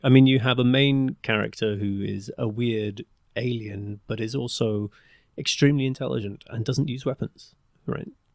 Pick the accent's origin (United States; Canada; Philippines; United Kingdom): United Kingdom; England; accent: English; my English accent